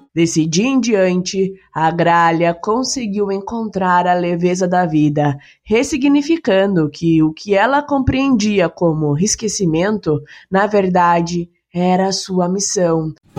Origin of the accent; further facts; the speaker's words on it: Curitiba, Paraná, Brazil; eu sou do Paraná, eu sou de Curitiba